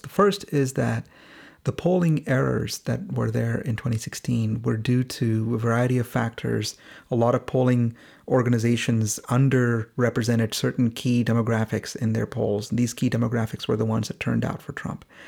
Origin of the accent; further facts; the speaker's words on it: India; moved away; both of us are from India. We're both Indian origin immigrants